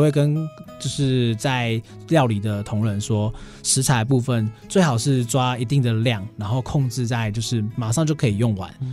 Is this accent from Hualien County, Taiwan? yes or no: no; Chiayi, Taiwan; moved away as an adult; now in Taichung, Taiwan; 我本身是嘉义人